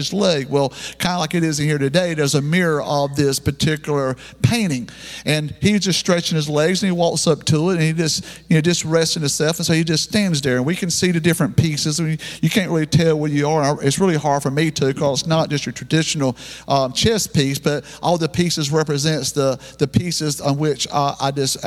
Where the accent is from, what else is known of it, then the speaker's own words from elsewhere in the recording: the South, United States; we're Southerner people down here